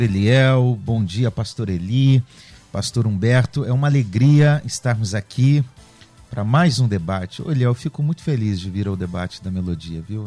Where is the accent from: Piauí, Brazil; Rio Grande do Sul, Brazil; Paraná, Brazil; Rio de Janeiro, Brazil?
Paraná, Brazil; Curitiba; Eu sou de Curitiba, lá em Curitiba, terra fria, com chuva.